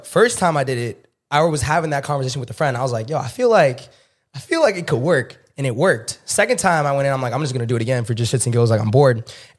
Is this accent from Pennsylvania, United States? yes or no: no; Orange County, California, United States; I'm from Orange County.